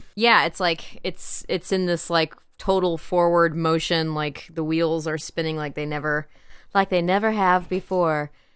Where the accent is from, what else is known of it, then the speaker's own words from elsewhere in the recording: the Ozarks, United States; Hey, I'm from the Ozarks